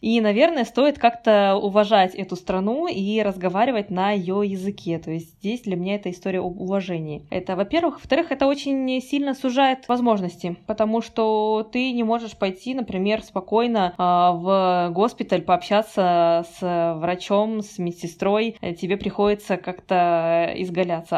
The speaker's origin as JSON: {"language": "Russian", "country": "Kazakhstan", "tie": "born or raised there", "also_born_or_lived": "Russia / Poland", "moved": "as an adult", "lives_now": "Portugal", "said": "я родилась и выросла в Казахстане и живу в Португалии"}